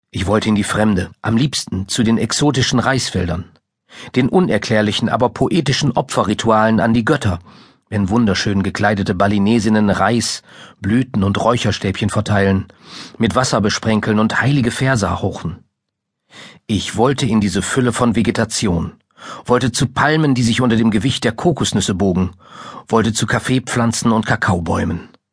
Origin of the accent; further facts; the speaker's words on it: Minden, North Rhine-Westphalia, Germany; in Mindengutenhausen, meinem Heimatdorf